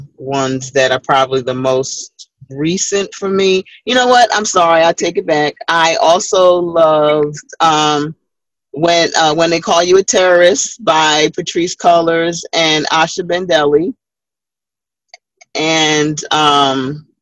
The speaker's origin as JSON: {"language": "English", "town": "New York City", "region": "New York", "country": "United States", "tie": "born or raised there", "said": "Her family's from Barbados, my family's from Barbados. She grew up in New York and went to the same similar church that I grew up in Brooklyn."}